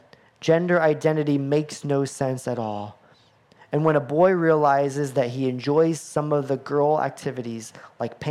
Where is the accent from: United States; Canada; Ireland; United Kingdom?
United States; as an American boy